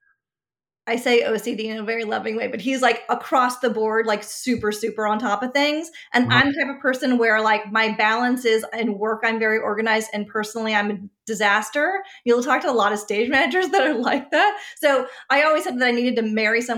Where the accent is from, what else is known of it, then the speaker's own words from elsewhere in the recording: San Diego, California, United States; moved away as an adult; also born or lived in Los Angeles, California / New York; now in Texas, United States; I'm originally from San Diego, California